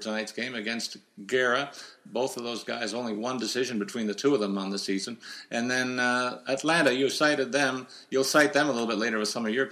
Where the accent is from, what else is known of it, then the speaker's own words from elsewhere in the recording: Canada; as a Canadian